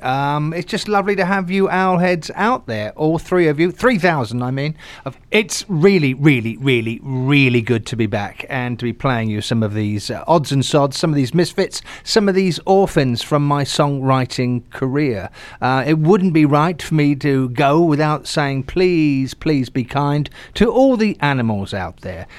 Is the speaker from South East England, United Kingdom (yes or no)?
yes; Southampton, South East England, United Kingdom; my hometown is Southampton